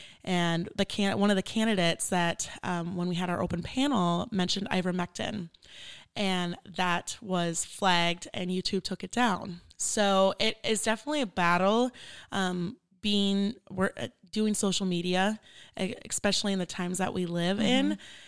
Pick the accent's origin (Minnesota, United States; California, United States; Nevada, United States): Minnesota, United States; Minneapolis; I'm from Minneapolis, Minnesota. It is very cold.